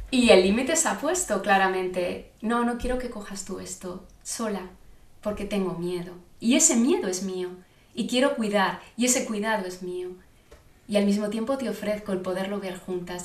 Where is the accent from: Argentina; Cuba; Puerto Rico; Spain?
Spain; Zaragoza, Aragon; yo soy de Zaragoza